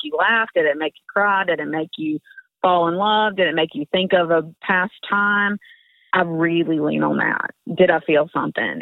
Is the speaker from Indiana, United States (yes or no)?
no; Georgia, United States; moved away as an adult; now in Nashville, United States; I grew up in Georgia and I went to the University of Georgia.